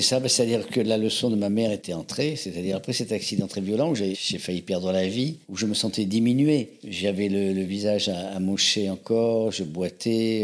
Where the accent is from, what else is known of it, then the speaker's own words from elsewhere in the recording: Avignon, Provence-Alpes-Côte d'Azur, France; moved away as an adult; also born or lived in Algiers / Paris; Je suis né à Alger. Mes parents étaient chanteurs d'opéra, avignonnais d'origine, et c'est là qu'ils m'ont fait naître. Ils m'ont fait naître à Alger, et j'ai grandi dans le sud de la France, à Avignon